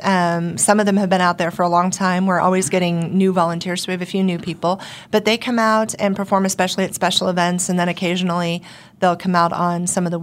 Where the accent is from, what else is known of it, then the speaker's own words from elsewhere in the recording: Wichita, Kansas, United States; I've been in Wichita since I was 10, so I consider myself from Wichita.